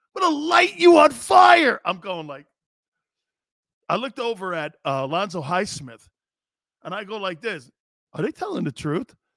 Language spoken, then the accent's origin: English; Northeast, United States; I'm from the Northeast